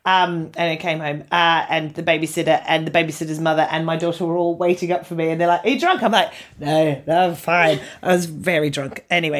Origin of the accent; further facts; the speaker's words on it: Catford, London, United Kingdom; I'm from Catford. We don't have that.